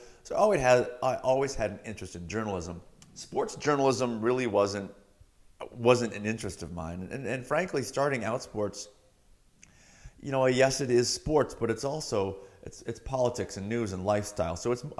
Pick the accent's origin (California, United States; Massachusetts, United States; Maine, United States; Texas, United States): Massachusetts, United States; Cape Cod, Massachusetts.